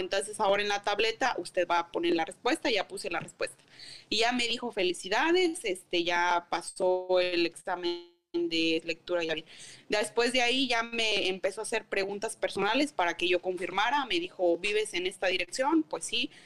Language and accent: Spanish; Mexico; now in Hayward, United States; Y yo le dije que era en México